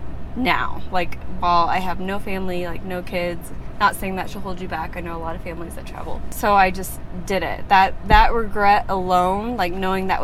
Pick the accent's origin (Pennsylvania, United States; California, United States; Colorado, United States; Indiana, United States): Indiana, United States; growing up in Indiana